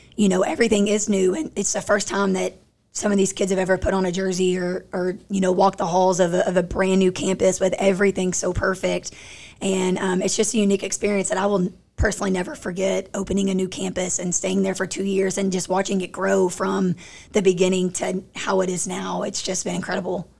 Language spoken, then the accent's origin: English; Crandall, Texas, United States; I'm from Crandall